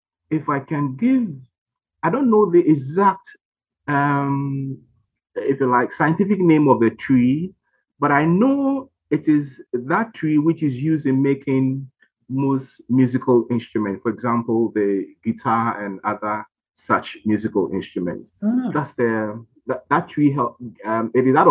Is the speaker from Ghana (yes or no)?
yes; Ghana; I'm Ghanaian by birth